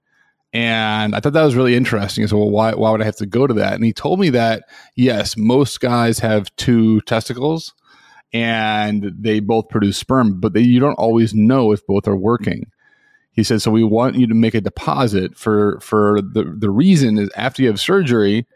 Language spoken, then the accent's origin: English; Chicago, Illinois, United States; moved away as an adult; also born or lived in Washington, D.C. / New York City; I'm from Chicago originally